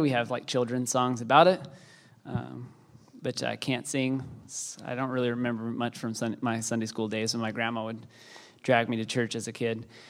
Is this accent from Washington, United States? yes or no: no; Texas, United States; I am Texan